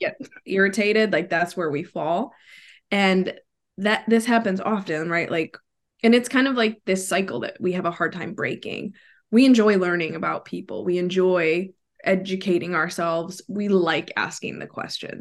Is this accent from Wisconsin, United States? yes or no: yes; Wisconsin, United States; moved away as an adult; now in Florida, United States; I'm originally from Wisconsin, so I'm a Midwest girl at heart, but I currently live in Florida